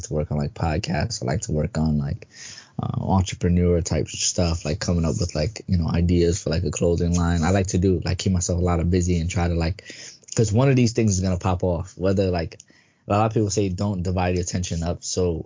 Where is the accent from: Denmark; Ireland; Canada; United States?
United States; New York City, New York; New York born and raised.